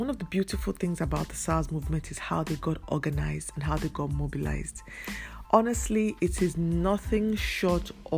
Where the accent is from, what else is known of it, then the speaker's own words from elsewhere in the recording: Nigeria; I'm a Nigerian. I live in Nigeria. My business is in Nigeria. I come from Nigeria